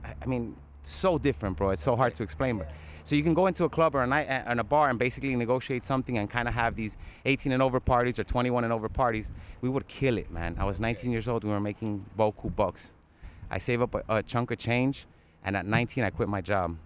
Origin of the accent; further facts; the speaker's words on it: Miami, Florida, United States; I was born on South Beach, bro, Mount Sinai.